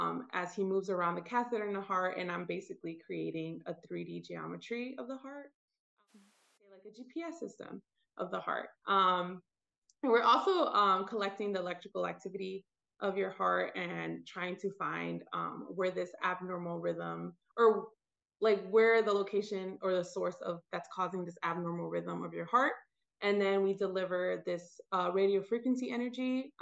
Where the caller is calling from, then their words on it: Atlanta, Georgia, United States; I am calling in from Atlanta, Georgia.